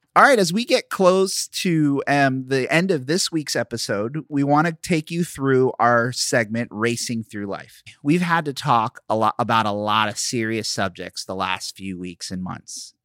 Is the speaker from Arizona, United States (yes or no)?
no; Philadelphia, Pennsylvania, United States; moved away; I'm from Philly